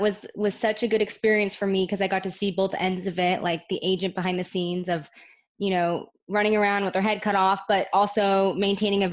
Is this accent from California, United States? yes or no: yes; Orange County, California, United States; I'm born and raised in Orange County.